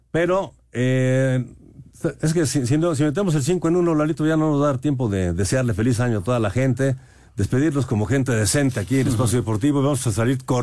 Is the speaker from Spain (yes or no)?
no; Minatitlán, Veracruz, Mexico; Eh, muy buenas noches … de Minatitlán, Veracruz.